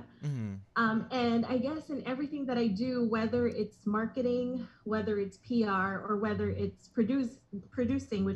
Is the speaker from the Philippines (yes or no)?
yes; Philippines; moved away as an adult; now in Los Angeles, United States; I was born and raised in the Philippines